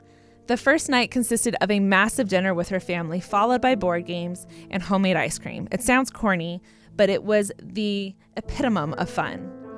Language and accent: English; Portland, Oregon, United States; I'm from Portland, Oregon, but was visiting a classmate of mine in Iowa